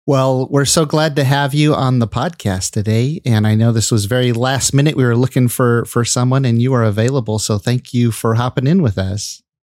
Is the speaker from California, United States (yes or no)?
yes; California, United States; also born or lived in Michigan; I spent most of my life in California